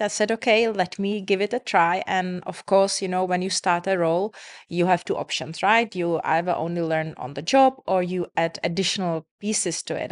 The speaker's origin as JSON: {"language": "English", "country": "Czechia", "moved": "yes", "lives_now": "Dubai, United Arab Emirates", "said": "I come from Czech Republic"}